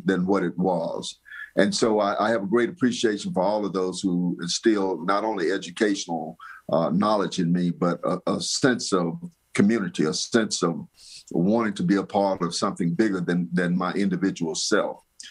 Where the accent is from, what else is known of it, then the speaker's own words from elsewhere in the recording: Birmingham, Alabama, United States; I was born and raised right here in Birmingham during the changes that took place because of the civil rights movement